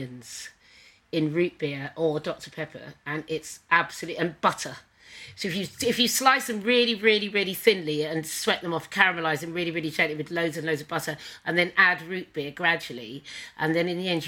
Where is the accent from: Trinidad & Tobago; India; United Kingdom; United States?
United Kingdom; Suffolk, East of England; I'm from Suffolk